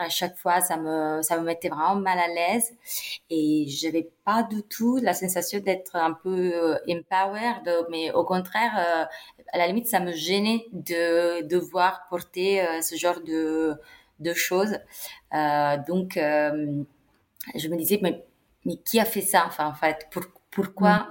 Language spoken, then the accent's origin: French; Italy; now in Paris, France; j'ai 31 ans, je suis italienne, euh, mais j'ai fait euh, toutes mes études euh, et ma vie professionnelle ici en France.